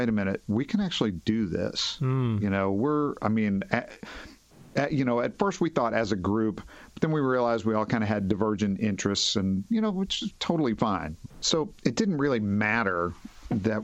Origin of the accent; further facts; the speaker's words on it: Henderson, Kentucky, United States; also born or lived in Nashville, Tennessee; now in Fort Wayne, United States; I'm from Henderson, Kentucky. It's in western Kentucky. It's on the Ohio River. It's about 30,000 people. And, imagine, like, I was growing up there in the 70s and early 80s